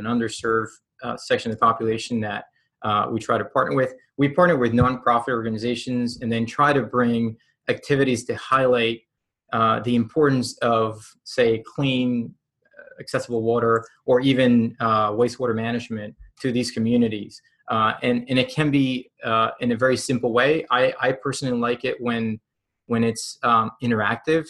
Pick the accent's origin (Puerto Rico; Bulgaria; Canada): Puerto Rico; moved away; I'm from Puerto Rico